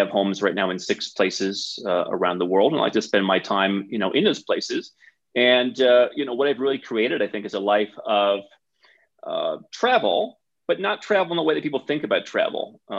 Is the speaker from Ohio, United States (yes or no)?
yes; Cleveland, Ohio, United States; moved away as an adult; also born or lived in Bogota, Colombia; I grew up in Cleveland, Ohio.